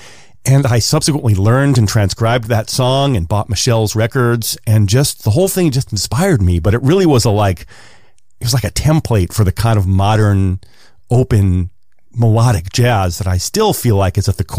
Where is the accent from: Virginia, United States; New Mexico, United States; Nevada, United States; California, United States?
New Mexico, United States; Albuquerque; now in New York, United States; I grew up in Albuquerque, New Mexico